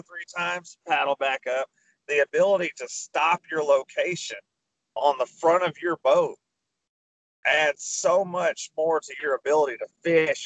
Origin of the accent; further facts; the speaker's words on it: Arkansas, United States; I'm from Arkansas